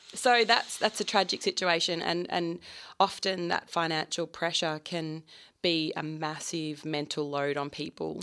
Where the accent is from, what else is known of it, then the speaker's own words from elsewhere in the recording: Lakes Entrance, Victoria, Australia; I grew up on Lakes Entrance, and my dad always believed that dairy farmers didn't get paid enough